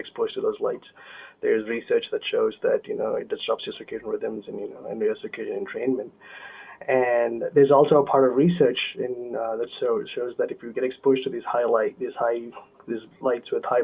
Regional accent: South India, India; moved away as an adult; now in United States; my hometown in the south of India

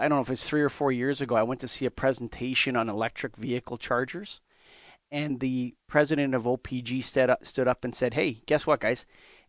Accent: Canada; I'm Canadian

